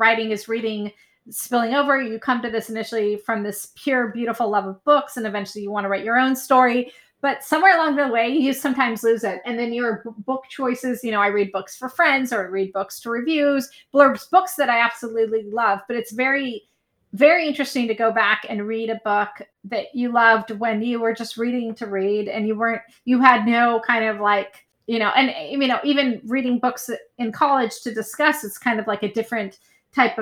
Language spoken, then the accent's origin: English; San Francisco, California, United States; my hometown of San Francisco